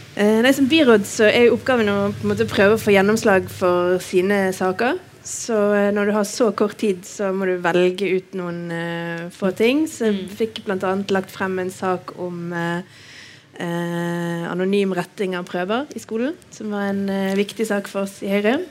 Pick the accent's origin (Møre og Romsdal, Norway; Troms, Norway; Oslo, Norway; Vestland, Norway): Vestland, Norway; Bergen; Jeg er bergenser, bor på Nygårdshøyden.